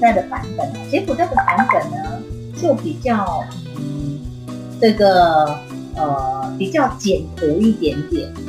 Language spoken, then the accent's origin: Chinese; Penang, Malaysia; 我们呃像我是北部人，那呃我们去泰国，嗯，只要两个半小时就可以抵达边界了。所以我们常常是嗯去去去泰国玩，呃，然后过了一个晚上啊、哦，然后再回到再回到这个呃槟城这样。